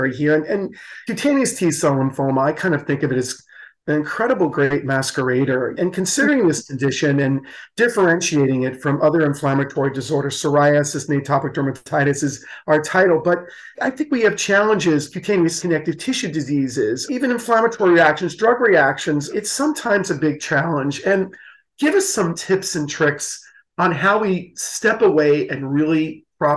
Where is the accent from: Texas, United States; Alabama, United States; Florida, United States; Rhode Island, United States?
Florida, United States; my home state of Florida